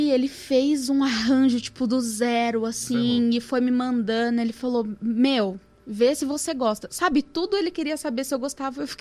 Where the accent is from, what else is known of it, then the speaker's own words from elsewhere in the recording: Santo André, São Paulo, Brazil; eu nunca saí de Santo André de sampa